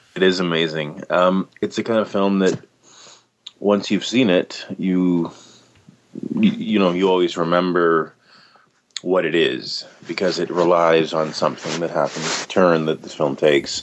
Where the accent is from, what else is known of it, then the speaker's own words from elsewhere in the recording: Canada; being Canadian